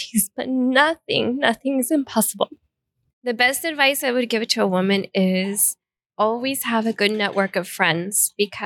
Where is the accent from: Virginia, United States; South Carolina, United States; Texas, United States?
Texas, United States; El Paso; moved away as an adult; now in Italy; I am from El Paso, Texas